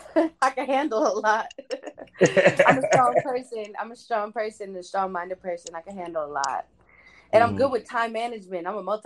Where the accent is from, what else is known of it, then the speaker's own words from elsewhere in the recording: Bay Area, California, United States; moved away as an adult; now in Las Vegas, United States; I'm from the Bay Area, actually.